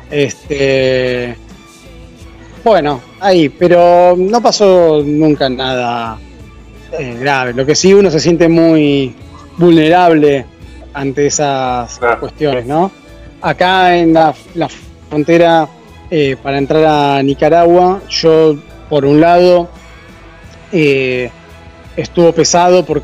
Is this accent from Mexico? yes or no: no; Argentina; moved away